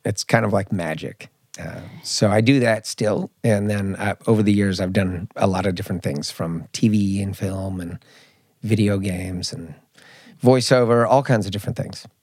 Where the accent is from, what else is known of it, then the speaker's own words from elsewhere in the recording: Marin County, Bay Area, California, United States; also born or lived in Mallorca, Spain; now in Stockholm, Sweden; I grew up in Marin County, which is a lot of high achievers